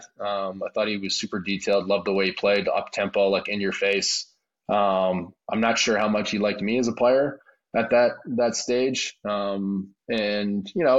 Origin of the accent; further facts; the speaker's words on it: Maple Ridge, British Columbia, Canada; moved away; my hometown in Maple Ridge, the Cam Neely Arena where I grew up playing